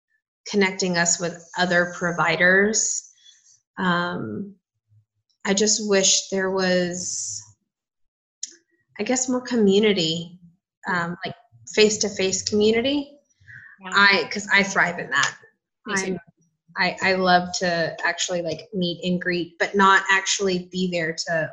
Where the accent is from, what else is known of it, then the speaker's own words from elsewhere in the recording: Southern California, United States; now in Nashville, United States; I'm from Southern California